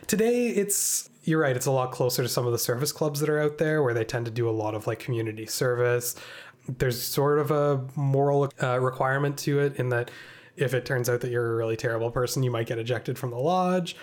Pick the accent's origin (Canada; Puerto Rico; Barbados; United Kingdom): Canada; we're Canadian